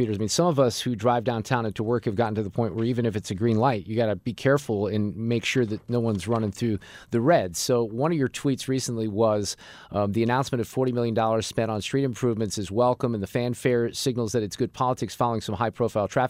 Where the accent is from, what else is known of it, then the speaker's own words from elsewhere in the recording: Chesterfield, Missouri, United States; where I grew up out in Baldwin and Chesterfield